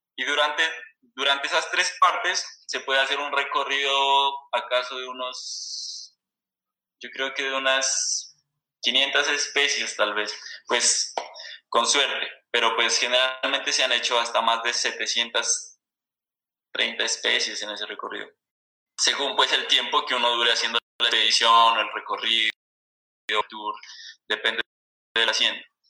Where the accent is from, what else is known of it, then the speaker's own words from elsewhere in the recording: Sibundoy Valley, Putumayo, Colombia; soy oriundo de aquí del Valle de Sibundoy, que es como la parte andina del, departamento del Putumayo.